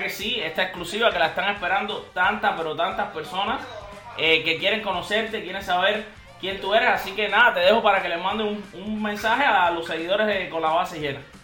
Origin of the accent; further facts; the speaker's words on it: Cuba; también somos cubanos